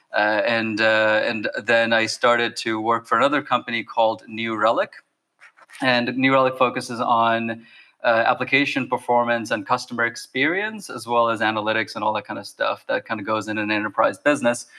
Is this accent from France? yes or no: no; Bangladesh; moved away; I come from Bangladesh